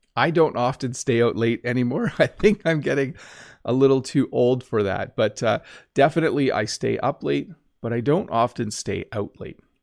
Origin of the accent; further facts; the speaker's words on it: Canada; accent: North American English; as a Canadian